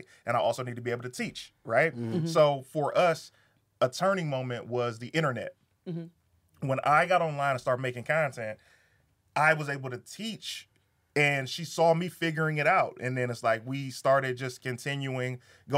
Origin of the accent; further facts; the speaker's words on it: Detroit, Michigan, United States; I'm from Detroit.